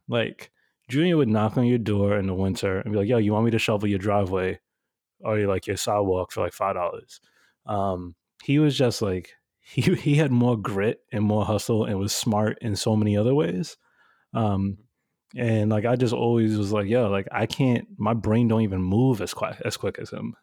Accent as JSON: {"language": "English", "town": "New York City", "region": "New York", "country": "United States", "tie": "born or raised there", "said": "I grew up in Bushwick, and now Bushwick is all bougie"}